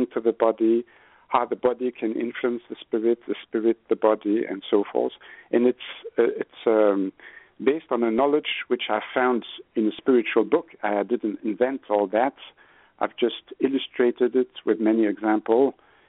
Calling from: Switzerland; Yeah, I'm phoning from Switzerland. It's 9 p.m., so it's really dark.

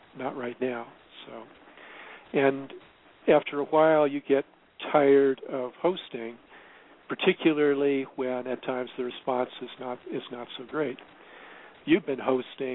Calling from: northern Arizona, United States; also born or lived in San Fernando Valley; I'm calling from our beautiful home here in northern Arizona

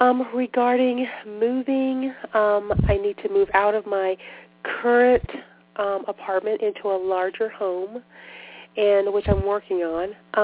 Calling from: Charlotte, North Carolina, United States; From North Carolina, from Charlotte.

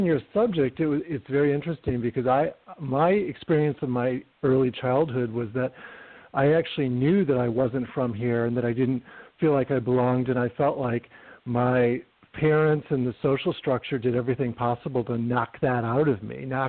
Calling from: Palm Springs, California, United States; I'm in Palm Springs, California.

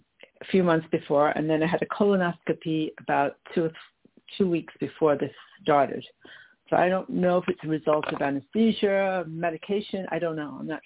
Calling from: Long Island, New York, United States; I'm calling from Long Island, New York.

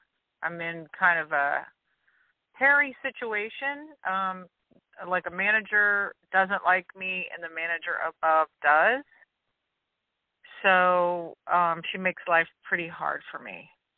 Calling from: Louisiana, United States; from Louisiana.

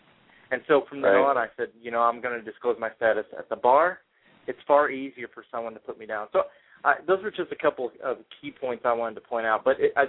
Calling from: St. Louis, Missouri, United States; Hey, Robert. … from St. Louis.

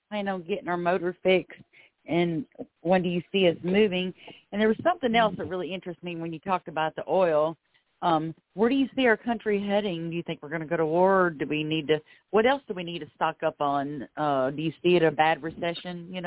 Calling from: Florida, United States; …, and I'm calling from Florida.

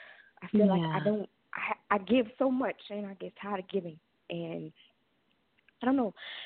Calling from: Louisiana, United States; I'm calling from Louisiana.

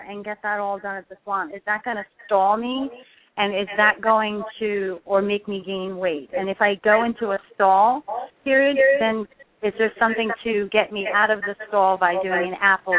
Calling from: New York City, New York, United States; I'm calling from Brooklyn, New York.

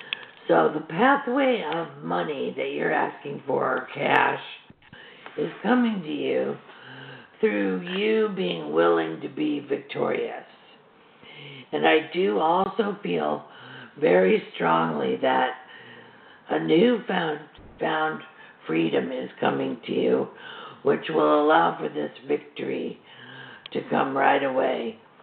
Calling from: Chicago, Illinois, United States; I'm calling from Chicago.

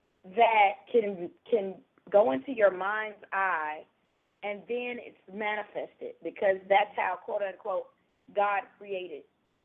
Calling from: Georgia, United States; I'm calling from Georgia.

